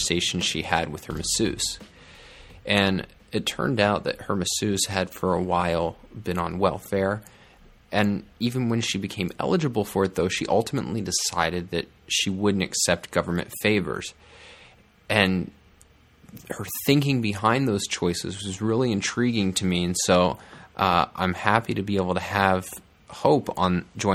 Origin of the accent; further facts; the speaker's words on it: Northern Virginia, United States; now in Orange County, United States; I'm from Northern Virginia and it's kind of like where I live now in Orange County